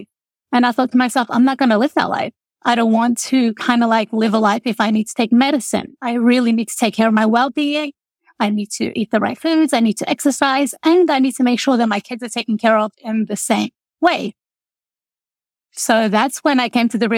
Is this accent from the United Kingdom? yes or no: no; Australia; moved away as an adult; also born or lived in Lebanon; now in Texas, United States; I grew up in Australia. I am the youngest of eight children. My parents migrated from Lebanon